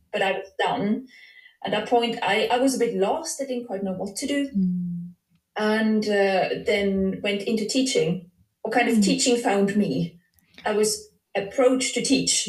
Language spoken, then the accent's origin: English; Switzerland; I'm from Switzerland